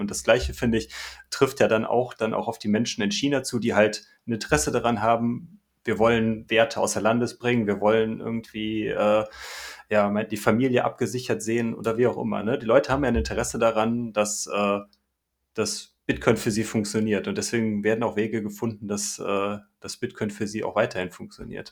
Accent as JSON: {"language": "German", "country": "Germany", "said": "bei uns in Deutschland"}